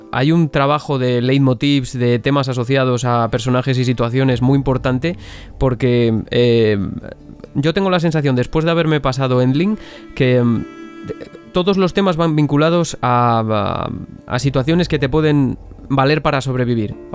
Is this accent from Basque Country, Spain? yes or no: no; Zamora, Castile and León, Spain; yo soy de Zamora.